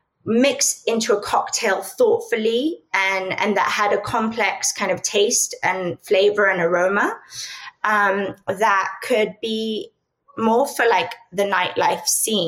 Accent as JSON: {"language": "English", "region": "London", "country": "United Kingdom", "tie": "born or raised there", "also_born_or_lived": "Spain", "said": "I'm from Europe, so I grew up between London and Spain."}